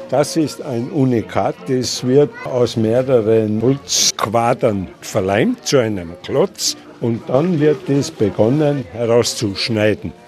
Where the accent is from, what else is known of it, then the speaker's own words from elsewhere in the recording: Großarl, Salzburg, Austria; Ich bin gebürtiger Großaler und schnitze schon seit 1971